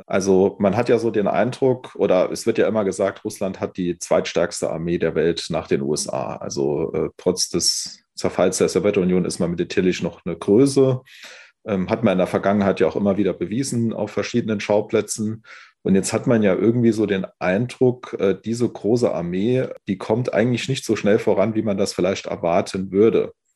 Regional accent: Saarland, Germany; ich komme ja aus dem Saarland, äh, bin ja jetzt hier aus Saarbrücken zugeschaltet

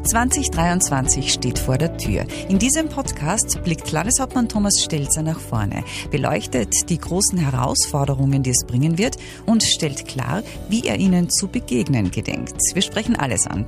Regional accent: Austria; bei uns in Österreich

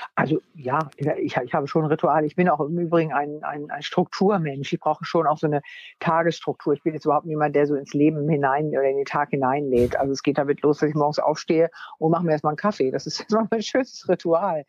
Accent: Wunstorf, Lower Saxony, Germany; ich bin aufs äh, Gymnasium gegangen in Wunstorf, also da, wo ich herkomme, in Niedersachsen

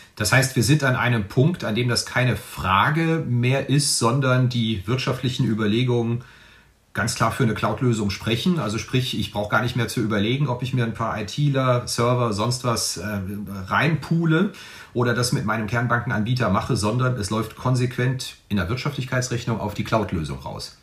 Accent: Rhineland, Germany; accent: Rhenish; Ich komme aus dem Rheinland

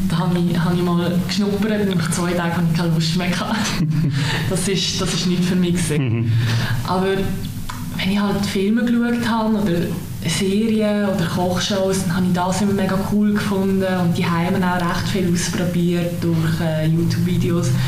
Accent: Möhlin, Aargau, Switzerland; Möli ist halt auch dort, wo ich aufgewachsen bin

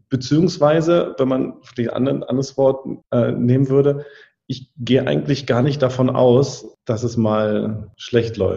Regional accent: Berlin, Germany; bin ja gebürtiger Berliner

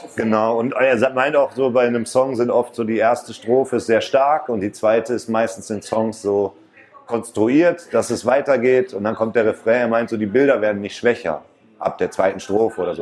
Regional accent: Mülheim an der Ruhr, North Rhine-Westphalia, Germany; weil ich halt zurückgezogen bin nach Stierum und war halt wieder da, wo ich groß geworden bin

